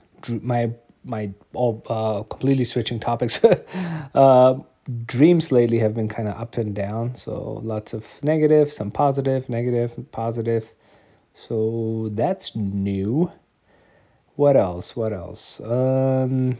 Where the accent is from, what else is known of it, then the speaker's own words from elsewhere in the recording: Germany; I grew up in Germany.